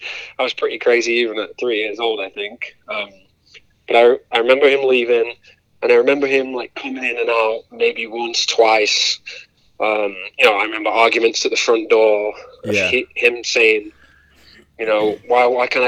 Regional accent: Grimsby, Yorkshire and the Humber, United Kingdom; moved away as an adult; now in Indiana, United States; growing up in Grimsby, I don't know, I always say it was a tough place to grow

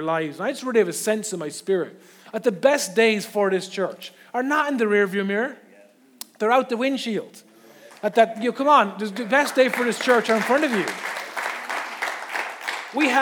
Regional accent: the Curragh Camp, Leinster, Ireland; moved away as an adult; also born or lived in Carlow; now in Navan, Ireland; I actually spent most of my formative years growing up in the Curragh camp. Originally, my family's from Carlow.

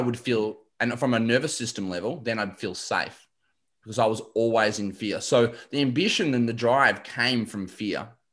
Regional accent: Shepparton, Victoria, Australia; I grew up in Shep.

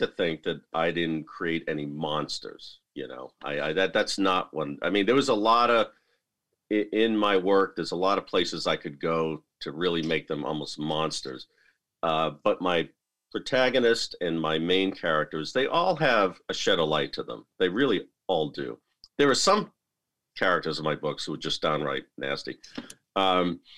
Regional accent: Lowell, Massachusetts, United States; my hometown of Lowell, Massachusetts

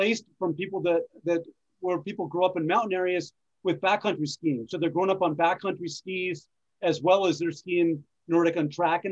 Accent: New England, United States; I grew up in New England

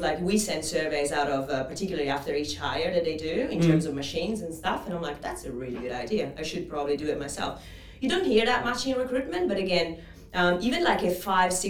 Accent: Italy; English is a second language; moved away as an adult; now in Australia; as you can probably pick up from my accent, I'm not originally from Australia. I'm Italian. I've been in Australia, this beautiful country, for 10 years

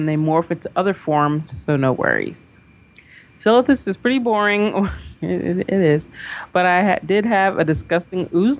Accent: Kansas City, Missouri, United States; now in Atlanta, United States; I had lived in the Atlanta area... over 20 years, but I'm originally from Kansas City.

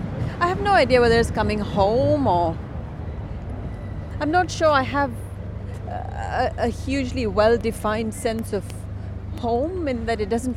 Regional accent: Chennai, Tamil Nadu, India; moved away as an adult; It did. I was born in India.

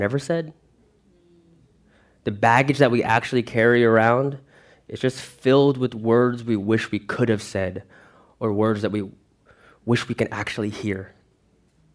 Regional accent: Lake Ronkonkoma, New York, United States; moved away as an adult; also born or lived in Philippines; now in Broward County, Florida, United States; I was raised in Long Island, New York

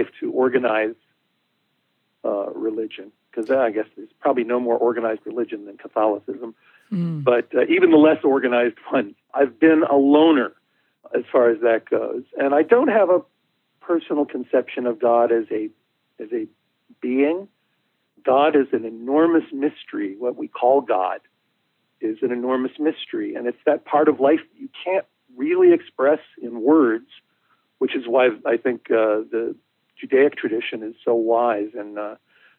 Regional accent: Chicago, Illinois, United States; I was born in Chicago and grew up in what was an Italian neighborhood

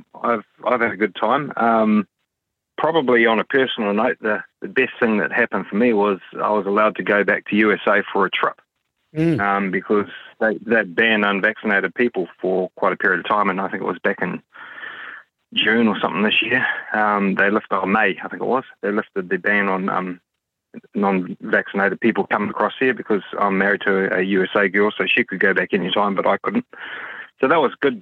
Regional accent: Auckland, New Zealand; I am from West Auckland

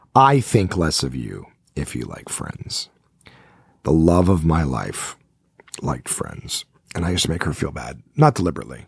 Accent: Ottawa, Ontario, Canada; from Ottawa, my hometown where I am sitting right now

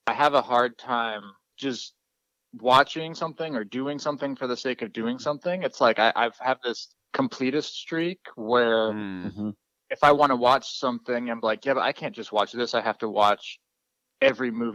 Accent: Seattle, Washington, United States; I grew up near Seattle in the 90s

